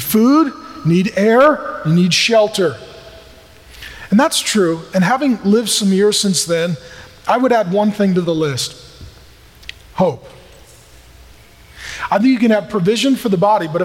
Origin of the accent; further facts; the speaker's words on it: SeaTac, Washington, United States; I grew up in SeaTac